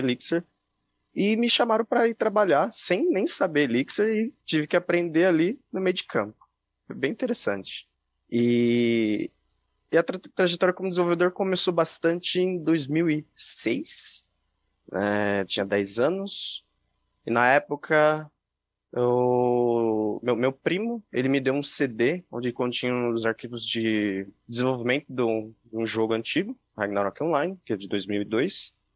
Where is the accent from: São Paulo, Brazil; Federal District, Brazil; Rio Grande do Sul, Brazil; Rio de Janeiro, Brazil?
São Paulo, Brazil; Jundiaí; sou do interior de São Paulo, de Jundiaí